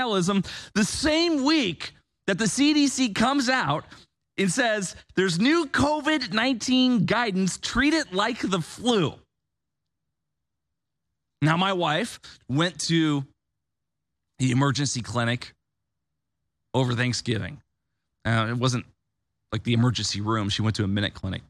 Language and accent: English; Bloomington, Illinois, United States; moved away as an adult; also born or lived in Austin, Texas / Nashville, Tennessee / Orange County, California; I grew up in Bloomington, Illinois.